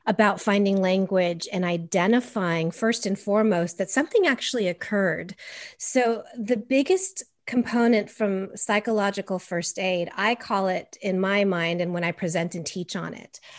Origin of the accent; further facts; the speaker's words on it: Los Angeles, California, United States; I was raised in a Caucasian Swiss German household in California, in L A of all places